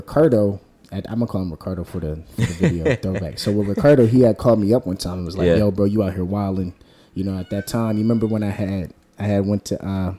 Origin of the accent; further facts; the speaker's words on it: Beverly, United States; growing up in Beverly